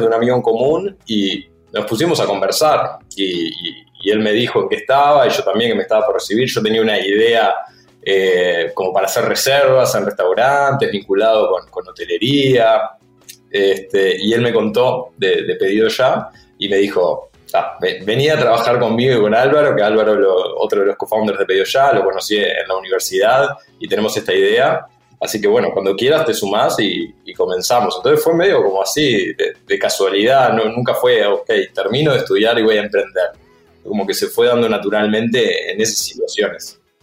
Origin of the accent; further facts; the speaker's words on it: Uruguay; Somos los tres uruguayos.